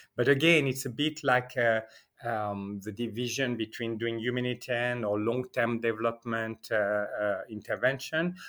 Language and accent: English; Geneva, Switzerland; now in Iraq; I'm born in Geneva